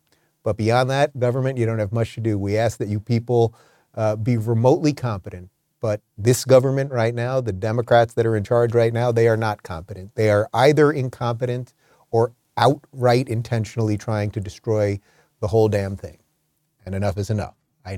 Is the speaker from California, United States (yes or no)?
yes; California, United States; And I should tell you, it was a little bizarre for me, because as a Californian, I've never had to show an ID to vote before.